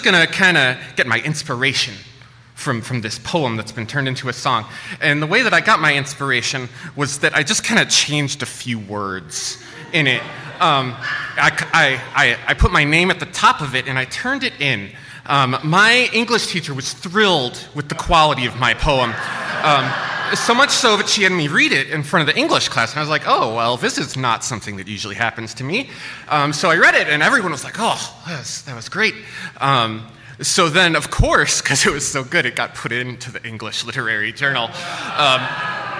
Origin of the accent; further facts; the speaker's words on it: Midwest, United States; I grew up in the Midwest